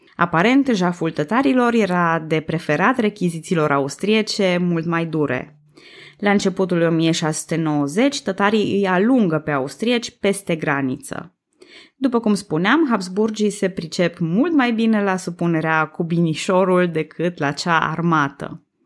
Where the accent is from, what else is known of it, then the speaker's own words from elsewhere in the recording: Transylvania, Romania; eu sunt tot ardeleancă